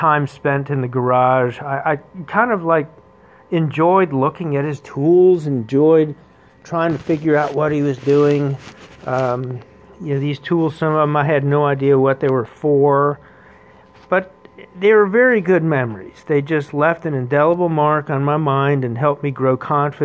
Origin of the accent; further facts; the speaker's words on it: Wilmington, North Carolina, United States; I grew up in Wilmington, North Carolina.